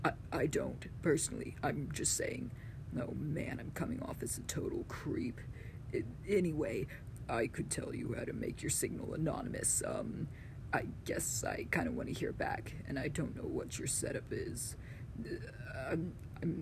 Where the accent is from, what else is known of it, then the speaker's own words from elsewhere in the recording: Texas, United States; I'm from Texas, and I know where you're broadcasting from.